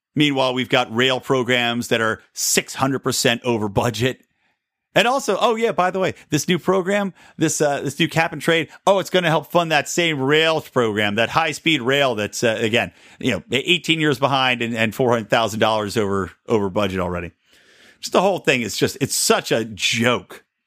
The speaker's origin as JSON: {"language": "English", "region": "California", "country": "United States", "tie": "born or raised there", "said": "my home state"}